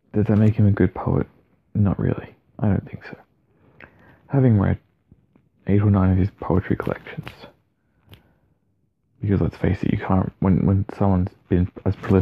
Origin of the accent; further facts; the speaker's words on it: Australia; as an Aussie